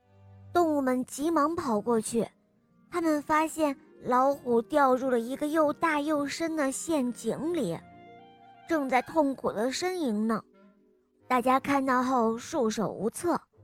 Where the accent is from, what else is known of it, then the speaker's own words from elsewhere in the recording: Yangling, Shaanxi, China; 我今年五岁了，我来自陕西杨陵